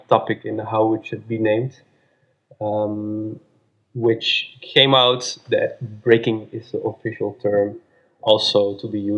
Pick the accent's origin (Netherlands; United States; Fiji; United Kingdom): Netherlands; Amsterdam, North Holland; I'm from Amsterdam and I'm 32 years old.